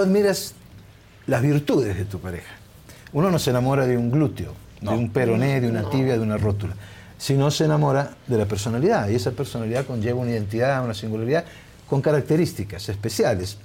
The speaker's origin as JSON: {"language": "Spanish", "country": "Argentina", "tie": "born or raised there", "also_born_or_lived": "Naples, Italy / Barcelona, Spain", "said": "me crié en un gueto napolitano, yo hablé castellano, ni siquiera hablaba italiano, hablaba napolitano"}